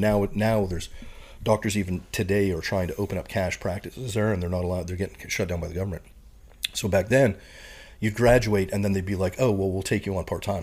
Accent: Saskatoon, Saskatchewan, Canada; moved away as an adult; also born or lived in Oxbow, Saskatchewan; now in United States; my hometown, I'd probably call Saskatoon, Saskatchewan, which is the biggest, uh, city in the prairies

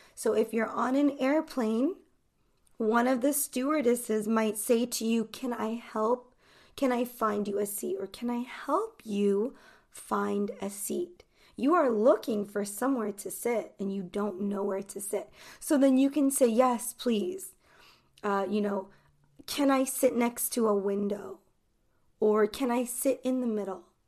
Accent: United States; I am from the United States. So I'm an American English teacher

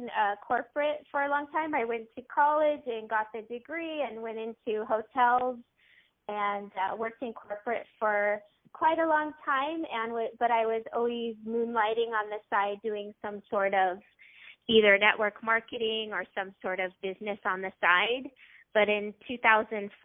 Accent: Loma Linda, California, United States; also born or lived in Orange County, California; I grew up in actually Loma Linda, California for 18 years

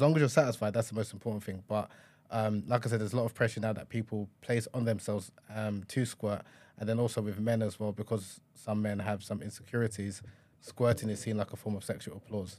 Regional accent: Nigeria; a Nigerian man

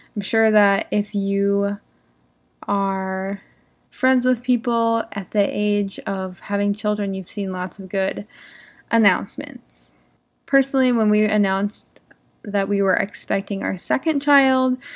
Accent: United States; I'm an English teacher from America. I live in the United States.

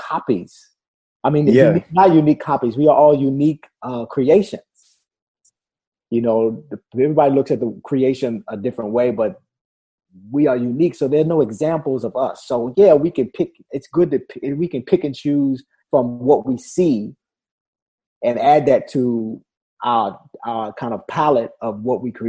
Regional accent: Washington, District of Columbia, United States; When I was growing up in Washington, D.C.

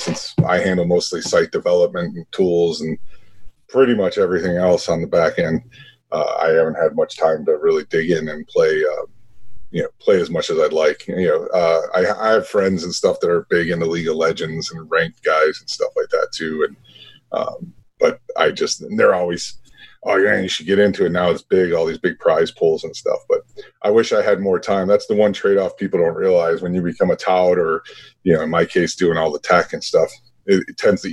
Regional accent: Chicago, Illinois, United States; born and raised on the south side of Chicago

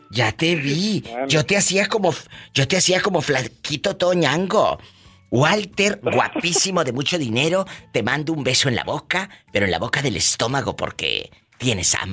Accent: Monterrey, Nuevo León, Mexico; somos los de Monterrey, somos muy fieles.

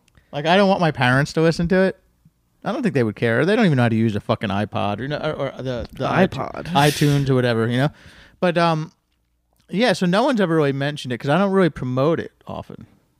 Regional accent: New Jersey, United States; I'm from New Jersey.

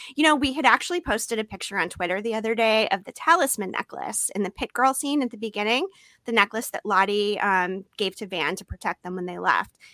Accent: Massachusetts, United States; now in San Diego, United States; I grew up in Massachusetts

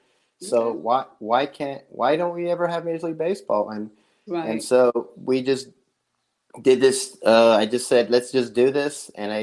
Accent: Los Angeles, California, United States; moved away as an adult; also born or lived in Las Vegas, Nevada; now in Charlotte, United States; I was born and raised in Los Angeles. I lived there for 25 years. 2001, I moved to Las Vegas, lived there for 5 years.

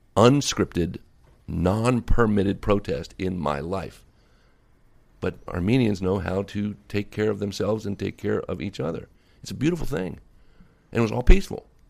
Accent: Alexandria, Virginia, United States; also born or lived in North Carolina; now in Los Angeles, United States; I was raised in Virginia during the school year and North Carolina in the summer

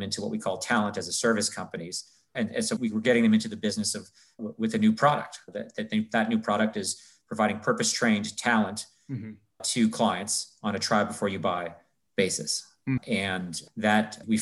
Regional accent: Canada; moved away as an adult; also born or lived in New York; I'm from Canada originally, got into Yale from Canada

